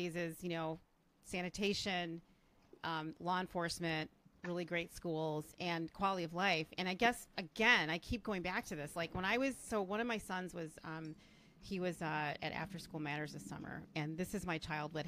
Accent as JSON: {"language": "English", "town": "Chicago", "region": "Illinois", "country": "United States", "tie": "born or raised there", "said": "I grew up in Hyde Park."}